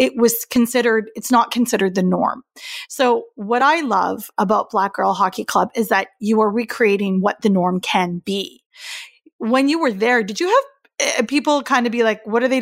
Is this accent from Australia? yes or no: no; East Coast of Canada, Atlantic Canada, Canada; I grew up on the East Coast of Canada